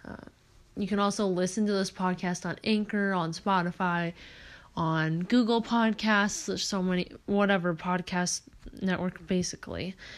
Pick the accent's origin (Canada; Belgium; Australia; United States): United States; Oregon; I'm from Oregon